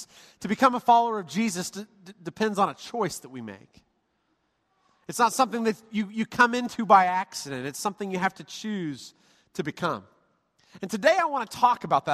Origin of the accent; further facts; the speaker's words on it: United States; I was born in this country